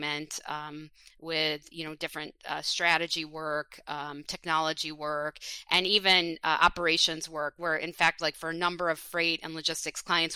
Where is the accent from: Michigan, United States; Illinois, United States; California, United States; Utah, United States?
Michigan, United States; East Lansing; now in Plymouth, United States; I grew up in East Lansing, Michigan, home of Michigan State University.